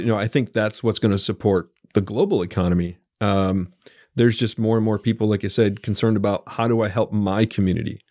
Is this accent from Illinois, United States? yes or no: no; Buffalo, New York, United States; now in central Arkansas, United States; I was born and raised in Buffalo, New York